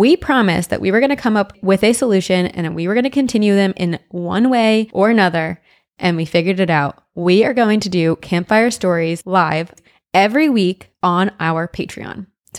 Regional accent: New Brunswick, New Jersey, United States; born or raised there; accent: Jersey; moved away

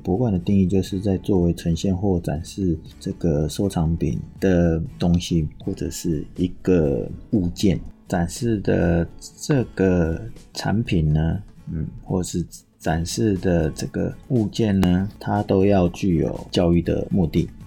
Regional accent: Taipei, Taiwan; 身为台北人，身为全台湾台北的天龙人

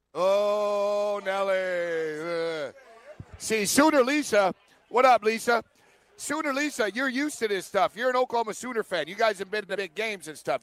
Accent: Canada; I'm Canadian

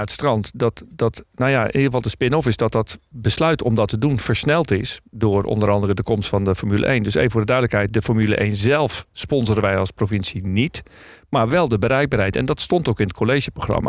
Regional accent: North Holland, Netherlands; ik ben Noord-Hollander

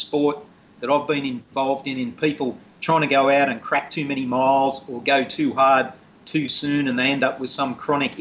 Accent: Australia; I'm Australian

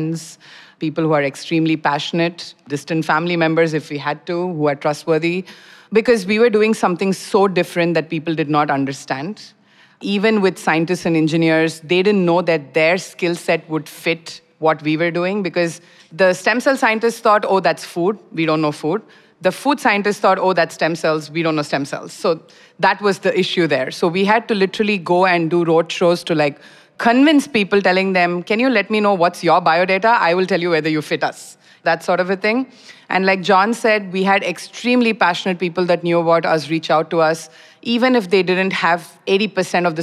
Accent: India; moved away as an adult; now in Singapore; I'm originally from India, so moved here like 14, 15 years back for my PhD, and then Singapore became home

